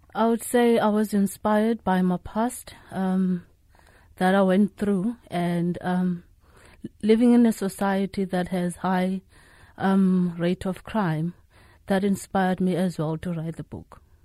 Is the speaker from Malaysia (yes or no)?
no; Eastern Cape, South Africa; I was raised in the Eastern Cape